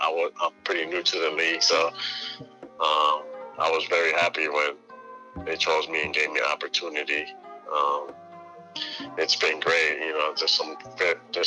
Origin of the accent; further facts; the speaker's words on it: Springfield, Massachusetts, United States; I'm from Springfield, Mass.